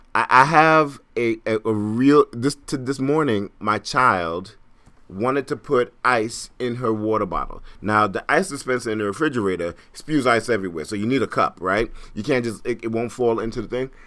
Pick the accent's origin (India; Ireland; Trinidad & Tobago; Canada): Trinidad & Tobago; also born or lived in Brooklyn, New York; now in New York City, United States; I am Caribbean, I'm from Trinidad.